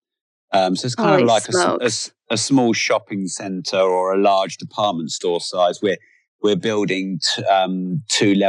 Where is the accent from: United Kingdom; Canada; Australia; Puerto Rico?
United Kingdom; England; I'm very English